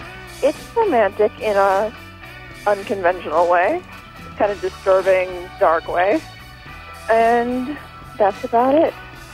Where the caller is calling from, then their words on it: Chicago suburbs, Illinois, United States; I'm calling from the Chicago Burbs.